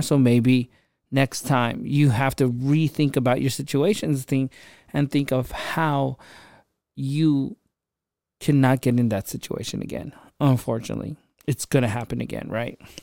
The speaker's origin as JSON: {"language": "English", "country": "Philippines", "tie": "born or raised there", "moved": "yes", "lives_now": "United States", "said": "I grew up in the Philippines on the streets and, um, even moving to America, I had my hardships"}